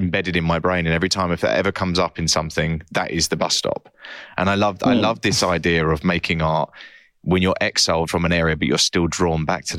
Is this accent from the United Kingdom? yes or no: yes; Essex, East of England, United Kingdom; moved away; I'm from Essex